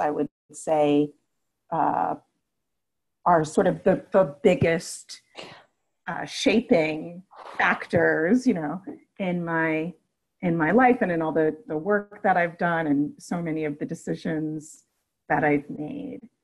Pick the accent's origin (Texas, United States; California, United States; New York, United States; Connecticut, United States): New York, United States; New York City; also born or lived in Manhattan; now in Washington, D.C., United States; born and raised in Brooklyn and then Queens, and lived for a while in Manhattan